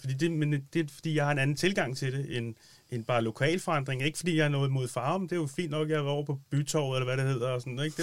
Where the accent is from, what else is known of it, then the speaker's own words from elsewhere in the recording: Hvidovre, Capital Region of Denmark, Denmark; jeg kommer fra Hvidovre, opvokset